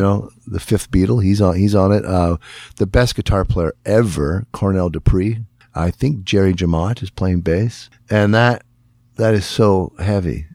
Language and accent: English; Northern Ontario, Canada; I'd say I'm from Acaro, and they'd say, "Anywhere near Espanola."